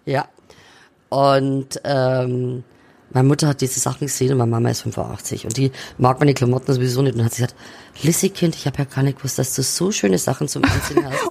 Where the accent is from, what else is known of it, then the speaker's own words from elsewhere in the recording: Neumarkt in der Oberpfalz, Bavaria, Germany; now in Fürth, Germany; die Oberpfalz meine Heimat ist, weil ich da aufgewachsen bin.